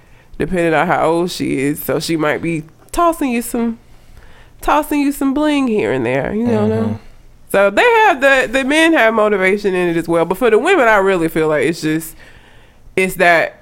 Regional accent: Talladega, Alabama, United States; That is my hometown

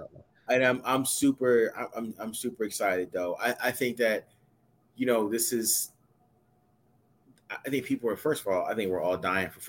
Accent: Philadelphia, Pennsylvania, United States; as a Philadelphian and an Eagles fan

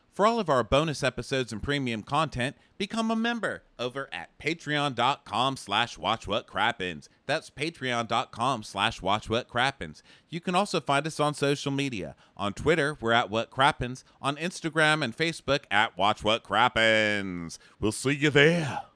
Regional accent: Texas, United States; moved away; I'm from Texas

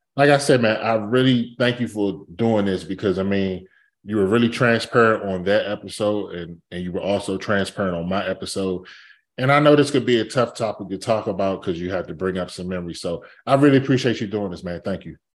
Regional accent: Capitol Heights, Maryland, United States; I grew up in Capitol Heights. That's, Capitol Heights, like, ninety-five percent black.

